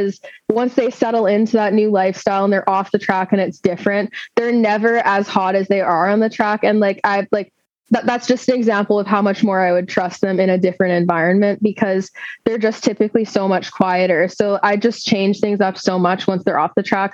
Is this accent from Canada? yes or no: yes; Fraser Valley, British Columbia, Canada; I'm a Canadian located in British Columbia, Canada. I live in the Fraser Valley. It's very beautiful here. I've grown up here